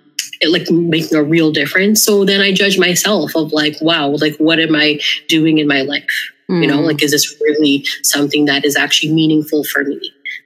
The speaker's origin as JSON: {"language": "English", "country": "Philippines", "said": "I'm like, I'm a good cleaner because I'm Filipino."}